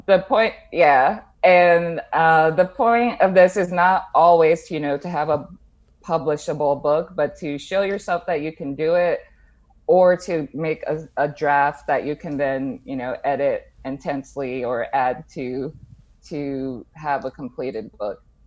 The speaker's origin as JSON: {"language": "English", "town": "Jersey City", "region": "New Jersey", "country": "United States", "tie": "born or raised there", "also_born_or_lived": "Bronx, New York / Brooklyn, New York", "moved": "as an adult", "said": "I grew up in the Bronx and then Jersey City"}